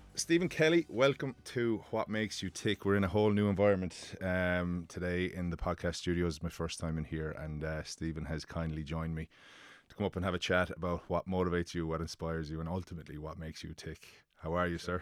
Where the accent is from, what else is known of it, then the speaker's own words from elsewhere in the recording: Limerick, Munster, Ireland; now in Dublin, Ireland; Living in, living in Dublin, I get slagged f, that I'm from Limerick